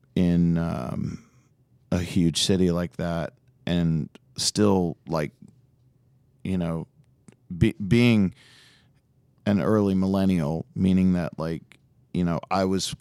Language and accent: English; Chicago, Illinois, United States; I was born and raised on North Side and corner of Armitage and Halsted